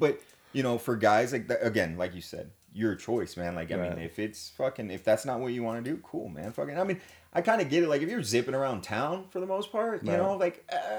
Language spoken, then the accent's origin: English; Germany; Like, growing up in Germany, because old man was stationed out there.